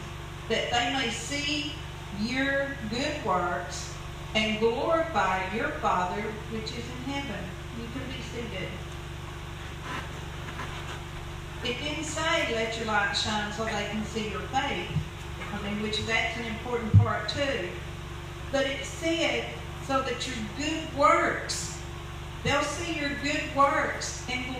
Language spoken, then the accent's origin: English; United States; I was born in the United States. Lived here all my life.